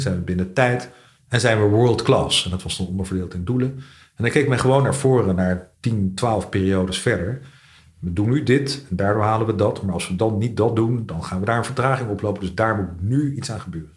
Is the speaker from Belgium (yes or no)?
no; The Hague, South Holland, Netherlands; moved away; also born or lived in Scheveningen; als kind heb ik in Den Haag gewoond